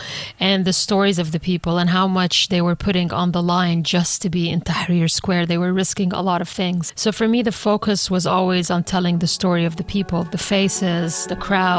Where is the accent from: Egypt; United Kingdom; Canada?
Egypt; also born or lived in Saudi Arabia; So home, I grew up in different places. So again, the idea of home was always there for me. I grew up between Egypt and Saudi Arabia.